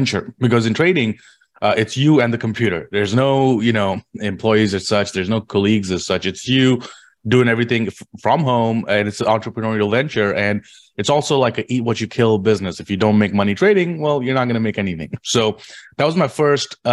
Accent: India; moved away as an adult; also born or lived in London; now in New York City, United States; I grew up in India. I was born and raised in India.

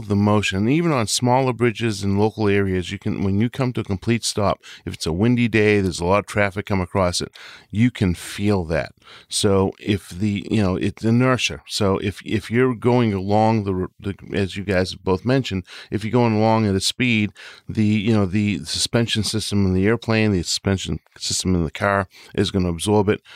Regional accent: Northeast, United States; Growing up in the Northeast

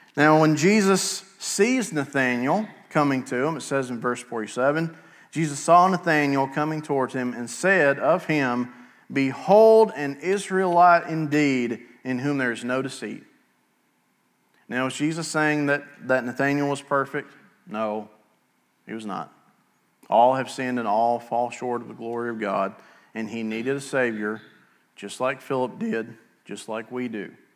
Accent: Altoona, Alabama, United States; also born or lived in Rainbow City, Alabama; now in Southside, United States; I grew up in Altoona, towards the western edge of Etowah County, way out in the middle of nowhere

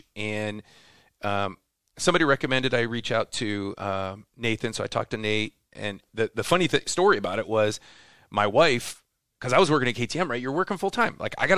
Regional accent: Midwest, United States; now in Temecula, United States; I'm originally from the Midwest, so I'm living in Temecula.

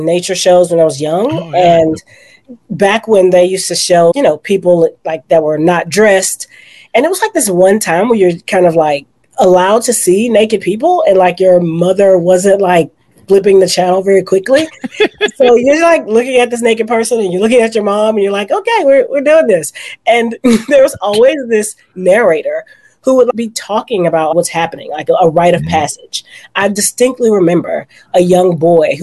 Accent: Houston, Texas, United States; I am from Houston, Texas. I am from a small little place lovingly called Guns Point

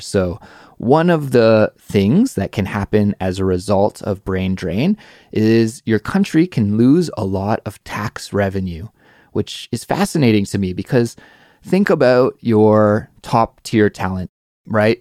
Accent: Canada; now in South Korea; I'm Canadian

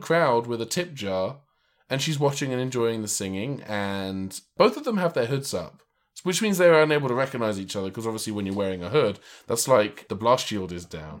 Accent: England, United Kingdom; growing up in England, I used to get bullied for having red hair

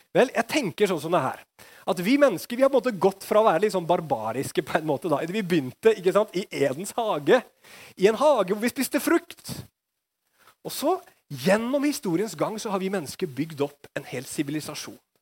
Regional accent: Norway

